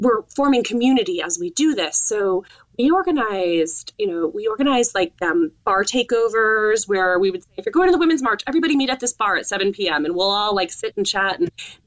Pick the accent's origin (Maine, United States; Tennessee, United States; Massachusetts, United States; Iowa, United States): Massachusetts, United States; Northampton; my hometown, which is Northampton, Massachusetts